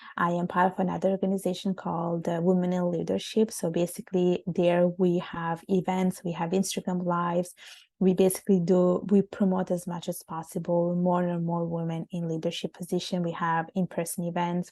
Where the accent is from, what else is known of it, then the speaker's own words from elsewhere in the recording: Italy; moved away as an adult; also born or lived in Bangladesh; now in Canada; living in Italy, growing up in Italy, which is a, such a warm and sunny country